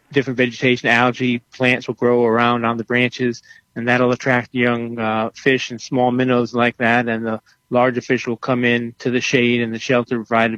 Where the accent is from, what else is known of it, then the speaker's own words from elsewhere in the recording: Rhode Island, United States; I'm actually from Rhode Island, from the East Coast